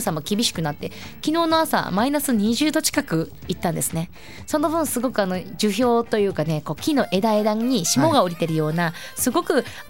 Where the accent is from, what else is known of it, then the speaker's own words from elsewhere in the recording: Asahikawa, Hokkaido, Japan; moved away; 旭 川出身、旭川観光大使の